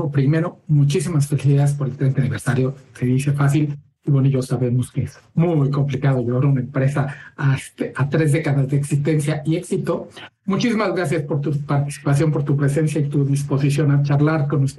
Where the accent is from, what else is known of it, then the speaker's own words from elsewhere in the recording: Mexico; No soy tan viejo y soy mexicano.